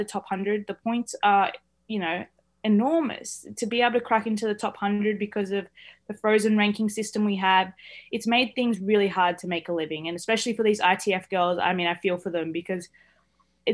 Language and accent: English; Australia; as an Australian